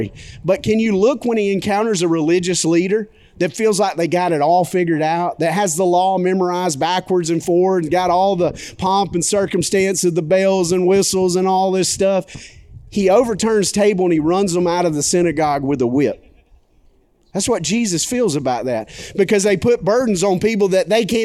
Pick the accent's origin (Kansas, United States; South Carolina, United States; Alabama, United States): Alabama, United States; McCall; now in Birmingham, United States; I grew up in McCall, Alabama